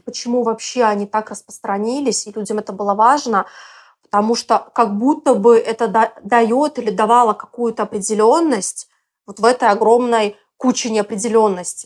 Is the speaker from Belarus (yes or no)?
yes; Belarus; moved away as an adult; also born or lived in Moscow, Russia; now in Bali, Indonesia; я вообще из Беларуси и до четырнадцатого года жила, училась там.